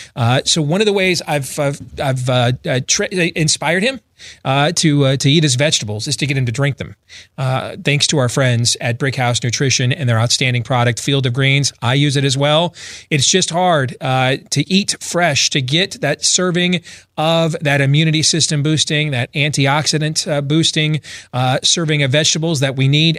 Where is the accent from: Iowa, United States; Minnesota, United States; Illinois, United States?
Iowa, United States; my home state of Iowa